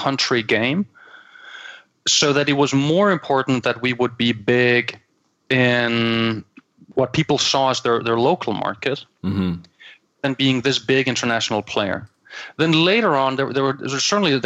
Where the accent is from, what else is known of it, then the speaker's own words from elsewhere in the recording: Copenhagen, Capital Region of Denmark, Denmark; accent: Danglish; English is a second language; I'm from Copenhagen, I'm from Denmark, so everybody can now enjoy my call it my Danglish.